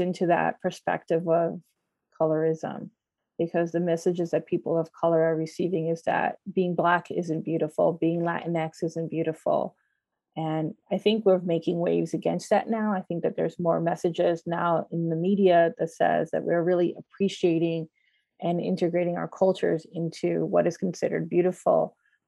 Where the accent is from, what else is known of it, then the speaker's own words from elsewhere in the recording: United States; I grew up in the United States, my parents are from the Dominican Republic